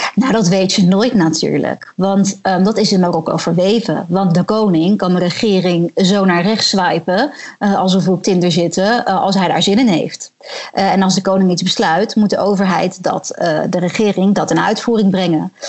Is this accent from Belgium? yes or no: no; Netherlands; moved away as an adult; now in Morocco; als Nederlanders